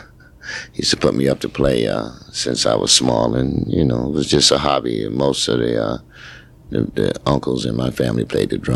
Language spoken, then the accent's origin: English; New York City, New York, United States; my parents is from the Caribbean, but I was born in New York City in Harlem